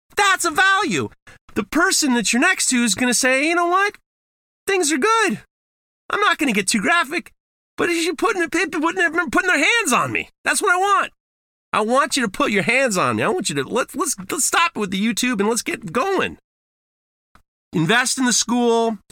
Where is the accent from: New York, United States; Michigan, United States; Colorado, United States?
New York, United States; I'm from New York